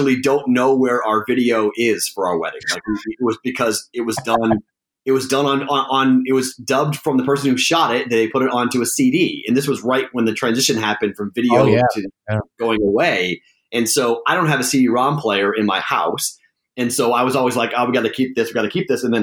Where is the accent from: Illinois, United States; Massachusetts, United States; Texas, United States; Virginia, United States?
Massachusetts, United States; Boston; moved away as an adult; also born or lived in Amherst, Massachusetts / Huntsville; I was born and raised in Boston